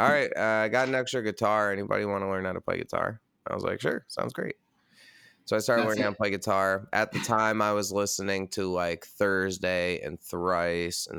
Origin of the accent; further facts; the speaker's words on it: Red Hook, New York, United States; also born or lived in Brooklyn, New York; I'm born and raised in New York, and now I live in Brooklyn